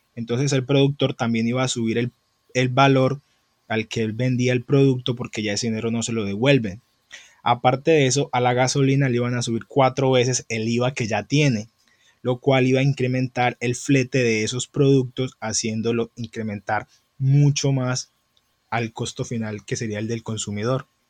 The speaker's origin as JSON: {"language": "Spanish", "country": "Colombia"}